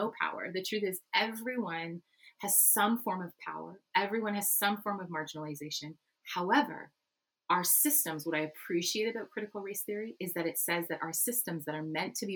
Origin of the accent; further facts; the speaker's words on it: Canada; I'm Dutch Canadian.